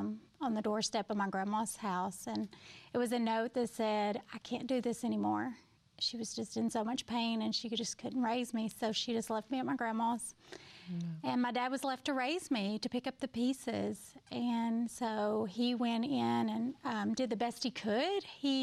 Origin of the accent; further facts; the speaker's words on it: Kirby, Arkansas, United States; Yeah, so I grew up in a very small town called Kirby, Arkansas. There were 32 in my graduating class. So super small.